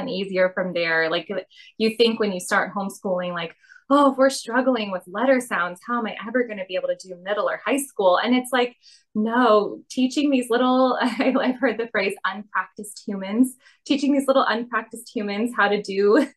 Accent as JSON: {"language": "English", "town": "Chicago", "region": "Illinois", "country": "United States", "tie": "born or raised there", "also_born_or_lived": "Miami, Florida", "moved": "yes", "said": "I grew up in Chicago and Miami."}